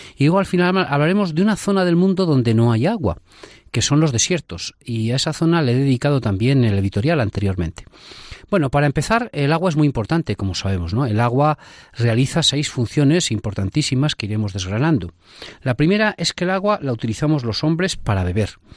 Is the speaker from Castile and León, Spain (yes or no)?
yes; Salamanca, Castile and León, Spain; los que somos de Salamanca